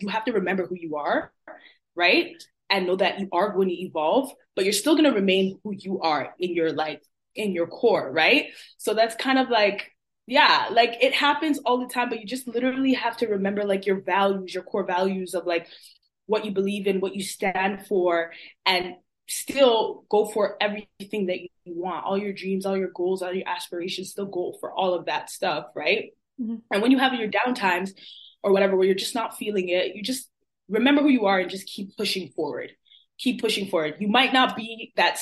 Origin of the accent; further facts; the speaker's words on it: Toronto, Ontario, Canada; also born or lived in Montreal; I was born in Montreal and then we came down to Toronto. So I've been living in, I was raised in Toronto, but I was born in Montreal.